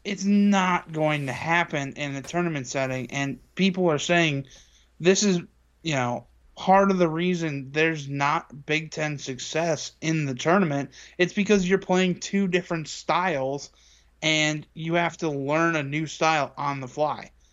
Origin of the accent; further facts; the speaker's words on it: Indiana, United States; growing up in Indiana